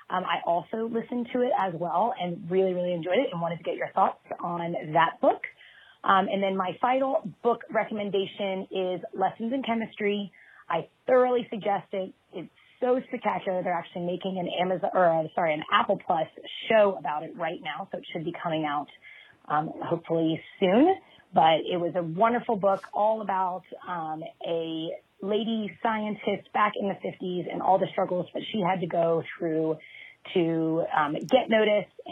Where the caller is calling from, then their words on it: Singapore; calling you from Singapore.